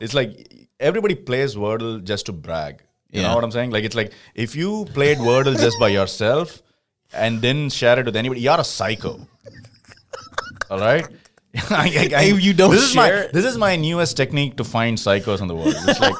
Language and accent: English; South India, India; I'm from South. Like in the north especially, I've heard people with like three names.